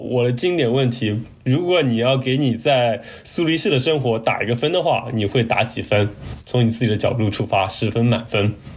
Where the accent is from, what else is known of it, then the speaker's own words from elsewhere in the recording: China; 我们中国人